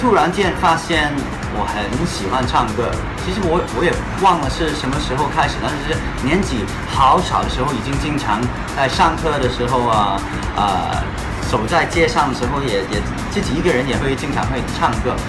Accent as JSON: {"language": "Chinese", "country": "Hong Kong", "accent": "Hong Kong-accented Mandarin", "second_language": "Chinese"}